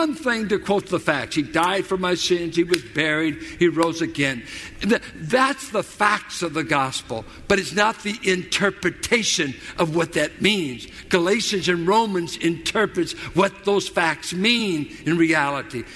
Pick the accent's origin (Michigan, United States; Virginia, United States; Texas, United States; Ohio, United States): Virginia, United States; Richmond; I grew up in South Richmond.